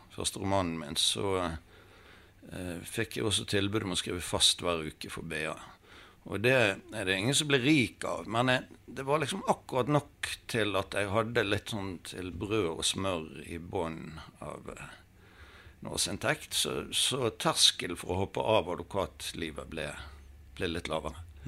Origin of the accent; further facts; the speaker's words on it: Bergen, Vestland, Norway; Jeg har vokst opp i Søndre bydel.